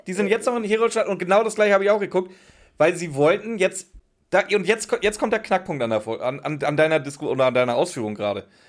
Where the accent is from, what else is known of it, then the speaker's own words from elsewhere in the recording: Northern Germany, Germany; first language German; now in Swabian Jura, Germany; Ich bin ja Norddeutscher, wie ihr vielleicht schon ein, zwei Mal gehört habt. und ich bin ja hier in, in Schwabenländle gezogen, auf die Schwäbische Alb